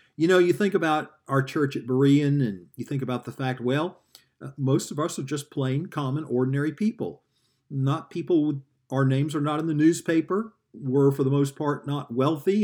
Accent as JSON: {"language": "English", "region": "the South", "country": "United States", "tie": "born or raised there", "moved": "yes", "said": "I grew up in the South"}